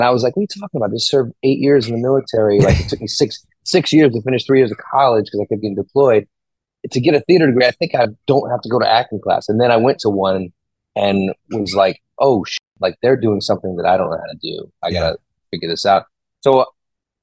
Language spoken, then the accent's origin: English; New York, United States; I grew up with my grandmother in New York till I was 13. And then she died and I had to work with my other grandparents